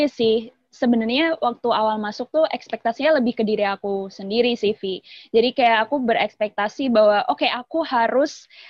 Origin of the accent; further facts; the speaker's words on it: Nganjuk, East Java, Indonesia; moved away as an adult; also born or lived in Depok / Jakarta; aku dari Nganjuk, Jawa Timur.